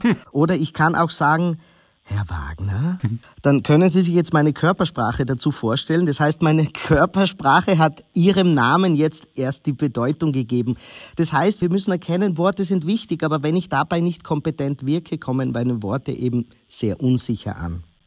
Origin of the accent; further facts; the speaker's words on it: Austria; als gebürtiger Österreicher